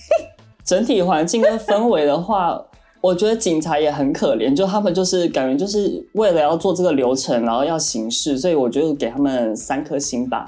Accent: Taiwan; now in Shanghai, China; 因为我是台湾人

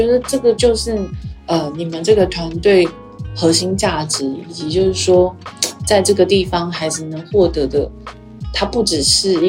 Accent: Yilan County, Taiwan; 我也是宜兰人，

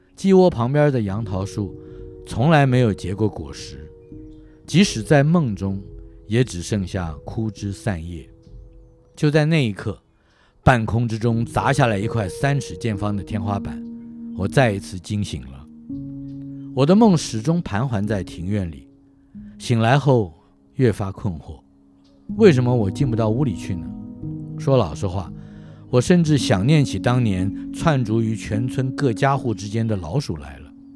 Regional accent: Taipei, Taiwan; 至于我的老家，你也可以这样描述。它就在龙江街口，也可以按着门牌说，那是辽宁街一一六巷五十二号。你也可以说是南京东路三段第四排

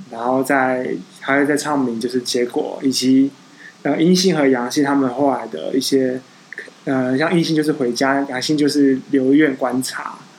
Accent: Taiwan; 我们台湾人

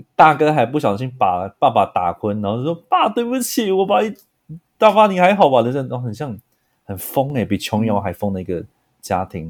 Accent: Pingtung County, Taiwan; moved away as an adult; also born or lived in Taipei; 我来自屏东，我是卢凯初的

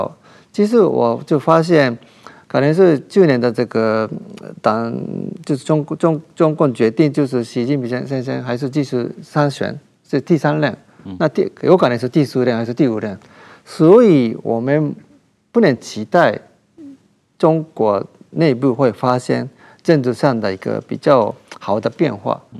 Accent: Japan; 我们日本人

